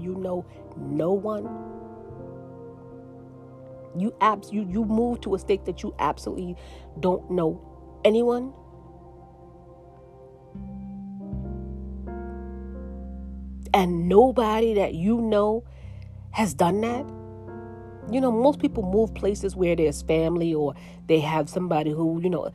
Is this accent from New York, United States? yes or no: yes; New York City, New York, United States; moved away as an adult; now in Pennsylvania, United States; I'm from New York City.